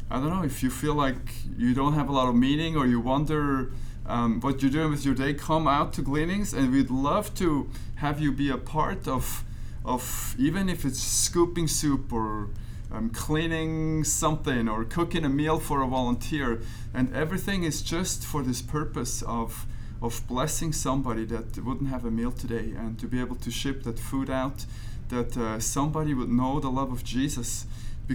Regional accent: Switzerland; moved away as an adult; now in United States; I grew up in Switzerland

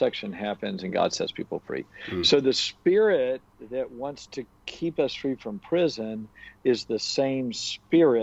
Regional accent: United States; I'm from America

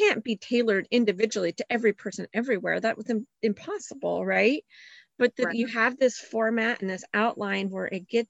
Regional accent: Reno, Nevada, United States; now in Texas, United States; I grew up in the West, so we knew all our earthquake safety, you know, all our drills, cause they're in Reno, you get earthquakes right next to that California fault.

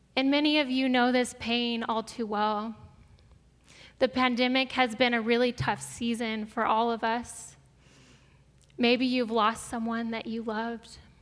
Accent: Brea, California, United States; also born or lived in Springfield, Missouri; I grew up here in Brea. My parents moved to Brea when I was two years old

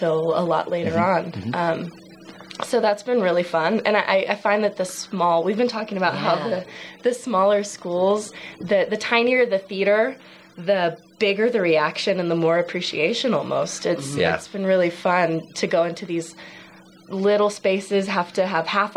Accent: California, United States; I'm from California in a real small town where there's not a ton of theater, but I grew up doing this little community theater outside of the town

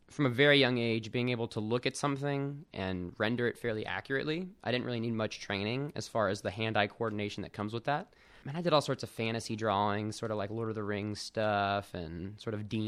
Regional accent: Austin, Texas, United States; So, uh, both my parents were actually in the army, so we moved around a lot as a kid. The majority of my childhood was in Austin, Texas, though from about middle school on.

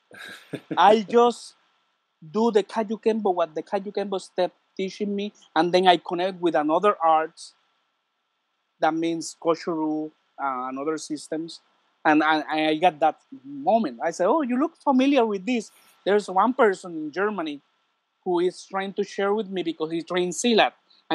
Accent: Puerto Rico; English is a second language; I'm from Puerto Rico.

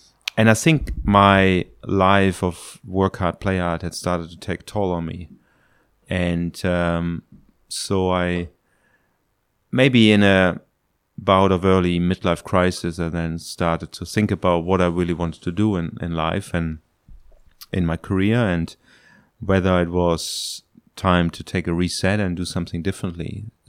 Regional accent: Germany; English is a second language; moved away as an adult; now in Hong Kong; I'm 49 years old. I am from Germany originally.

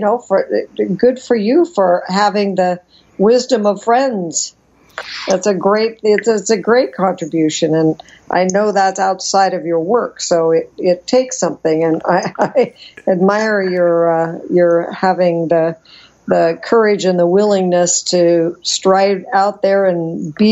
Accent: Wyoming, United States; now in San Diego, United States; I grew up in Wyoming

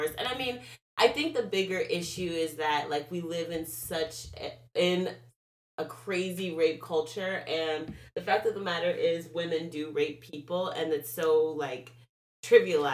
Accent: United States; as an American

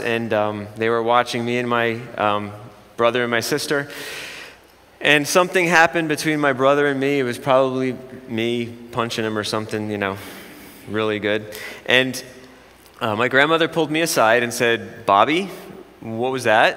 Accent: Jersey Shore, New Jersey, United States; I'm from the Jersey Shore

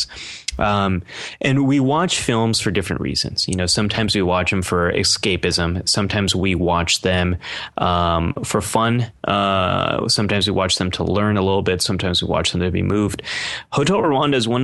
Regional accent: United States; living in America, being American

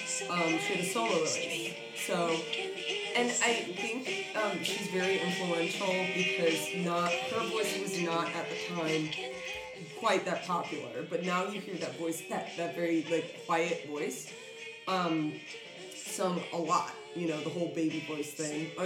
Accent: Des Plaines, Illinois, United States; also born or lived in Brooklyn, New York; I'm actually Des Plaines. I was made in Brooklyn, New York, but I was grown in, what is that? Yeah, Des Plaines

